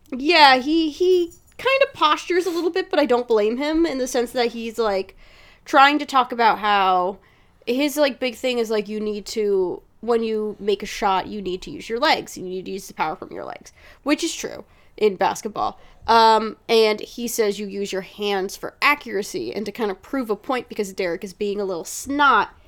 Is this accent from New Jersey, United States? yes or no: yes; New Jersey, United States; as somebody who has been born and raised in Jersey